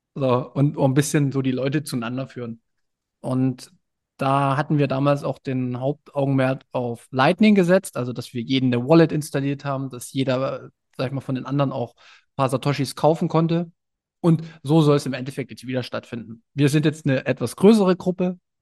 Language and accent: German; Görlitz region, Saxony, Germany; moved away; in meiner Heimat Region